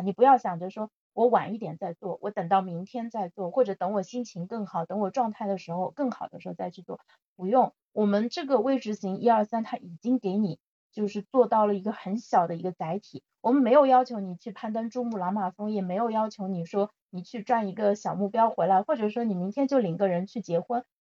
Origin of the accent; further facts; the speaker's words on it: Zhejiang, China; 我现在在杭州嘛，我是浙江人